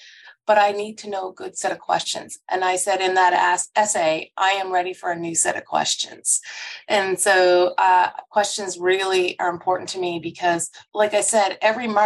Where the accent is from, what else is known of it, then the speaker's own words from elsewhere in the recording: Truro, Nova Scotia, Canada; also born or lived in Montreal, Quebec; I was born in Montreal. And when I was quite young, my parents actually went to McDonald College. So my mom had a nursing degree and my dad did an agricultural degree. And we moved down to Truro, Nova Scotia when I was very young, I think 3 or 4